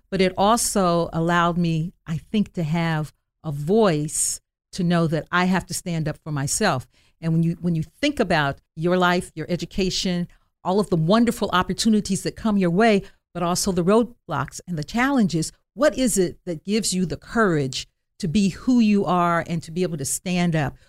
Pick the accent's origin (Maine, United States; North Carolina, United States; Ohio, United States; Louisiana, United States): Ohio, United States; Dayton; I was born on Home Avenue in West Dayton, and then we moved to Residence Park in the mid-fifties